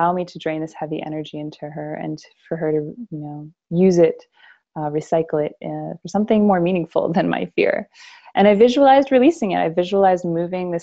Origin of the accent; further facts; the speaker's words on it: Canada; moved away as an adult; now in United States; I grew up in Canada, but I'm living in America